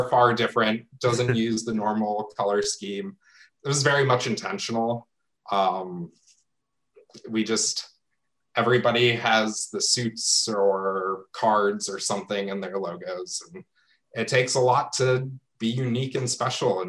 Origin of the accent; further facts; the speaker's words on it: Los Angeles, California, United States; moved away; I grew up in the San Fernando Valley